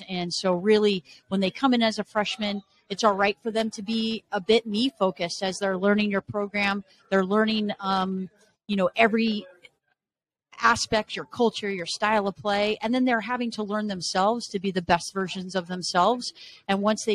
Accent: Arizona, United States; moved away as an adult; also born or lived in Las Vegas, Nevada / Pullman, Washington / Los Angeles, California; now in Ann Arbor, United States; Born and raised in Arizona.

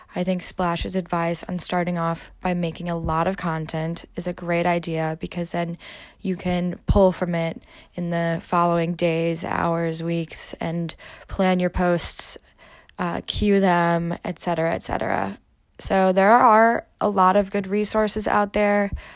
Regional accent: Midwest, United States; moved away as an adult; also born or lived in Germany; I'm originally from the Midwest and I moved to Germany to live there for quite a long time

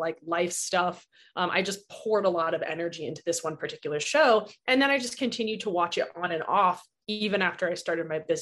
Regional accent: Tucson, Arizona, United States; moved away as an adult; also born or lived in New Orleans; So I'm from Tucson. I live here now.

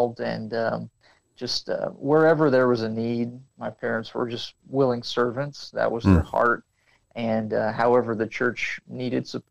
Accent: Springfield, Missouri, United States; moved away as an adult; now in Cambodia; I'm from Missouri. I was born and raised in the Springfield area

